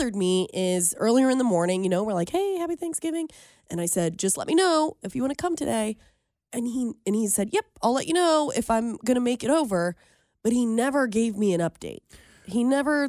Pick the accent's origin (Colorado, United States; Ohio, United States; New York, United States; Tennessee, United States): Ohio, United States; Cincinnati; moved away as an adult; also born or lived in Muncie, Indiana; I am from Cincinnati, but for the past 6 years, I was living in Muncie, Indiana